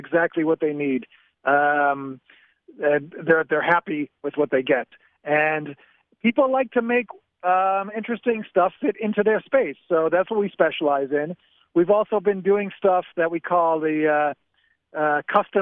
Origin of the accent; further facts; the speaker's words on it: Chicago, Illinois, United States; now in Safed, Israel; I'm originally from Chicago, and I've lived here since 97. I live in Tzfat right now.